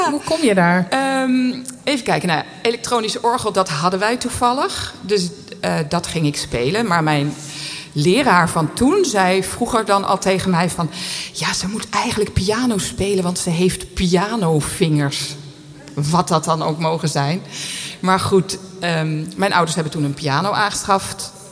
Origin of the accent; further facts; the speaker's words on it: Geldermalsen, Gelderland, Netherlands; Ik ben opgegroeid in Geldermalsen. En eh, daar zat ik op de drumband.